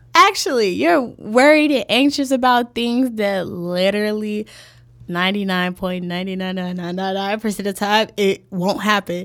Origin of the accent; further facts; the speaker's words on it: Chicago, Illinois, United States; born and raised on the South Side.